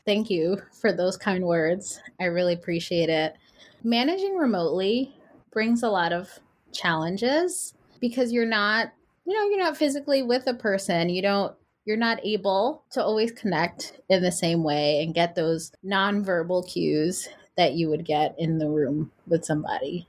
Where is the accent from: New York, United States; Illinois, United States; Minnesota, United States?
New York, United States; New York City; I'm from New York City, but I spent a summer in California